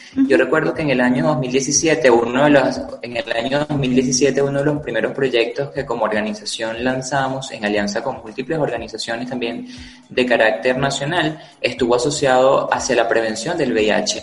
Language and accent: Spanish; Zaraza, Guárico, Venezuela; en la ciudad de Sarasa, en el estado Guárico, al oriente del estado Guárico, de donde soy y donde crecí